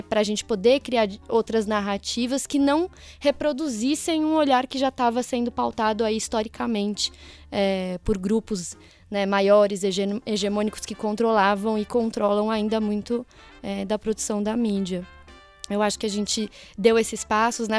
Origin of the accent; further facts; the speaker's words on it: Mairiporã, São Paulo, Brazil; sou de uma cidade do interior aqui de São Paulo, Mairiporã